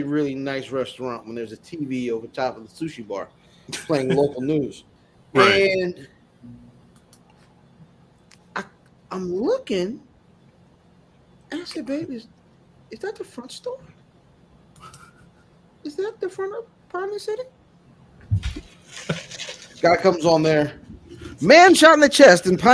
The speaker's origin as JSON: {"language": "English", "town": "Severn", "region": "Maryland", "country": "United States", "said": "I'm from Severn"}